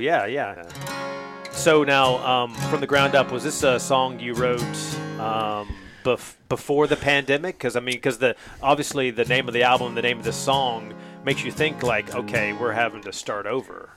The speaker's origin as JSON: {"language": "English", "region": "North Carolina", "country": "United States", "tie": "born or raised there", "said": "growing up in North Carolina"}